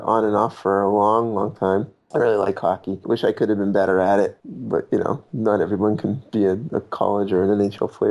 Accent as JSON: {"language": "English", "town": "Boston", "region": "Massachusetts", "country": "United States", "moved": "yes", "lives_now": "Connecticut, United States", "said": "I'm from Boston"}